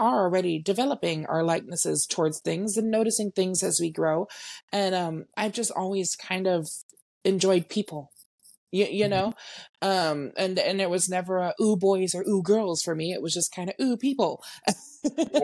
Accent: San Antonio, Texas, United States; I am born and raised in San Antonio, Texas

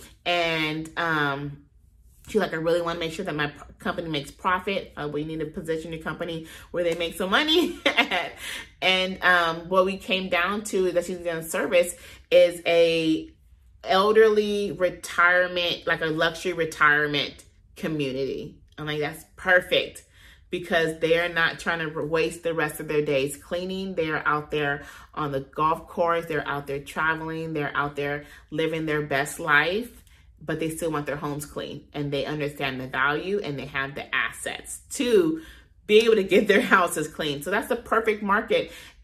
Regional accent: Compton, California, United States; I'm from there, born and raised

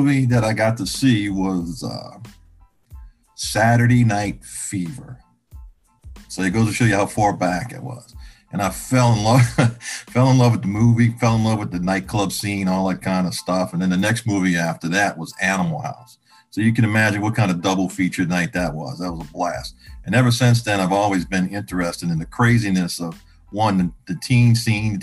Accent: Chalmette, Louisiana, United States; I'm from the New Orleans metro area, small town right outside of New Orleans, about 5 minutes, called Chalmette, Louisiana, down in the parish

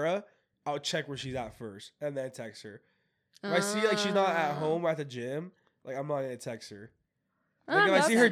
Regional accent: Washington, United States; moved away as an adult; now in Provo, United States; I'm from Washington

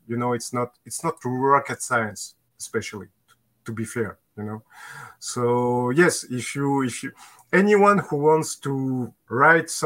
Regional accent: France; accent: Maurice Chevalier (French); English is a second language

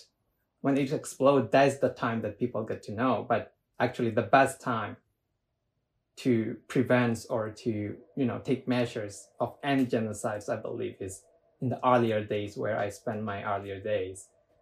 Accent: Myanmar; English is a second language; Life in the earlier was, I wouldn't say it was bad or worse

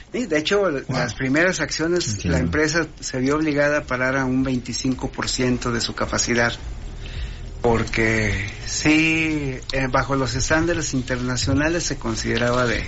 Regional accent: Torreón, Coahuila, Mexico; also born or lived in London; yo soy de Torreón

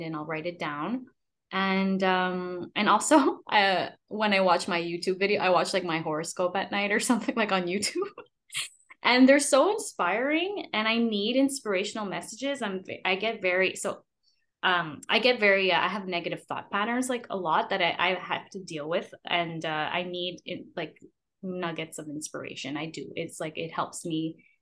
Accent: Montreal, Quebec, Canada; as a Canadian

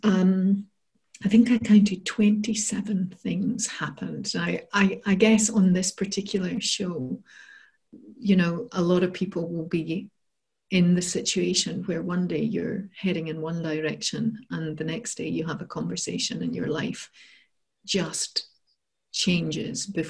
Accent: Scotland, United Kingdom; also born or lived in Bath; So I'm from Scotland and I'd moved down south to Bath to work in London.

